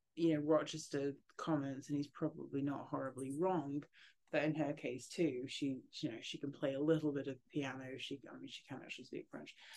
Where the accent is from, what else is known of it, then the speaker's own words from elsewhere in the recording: England, United Kingdom; I'm English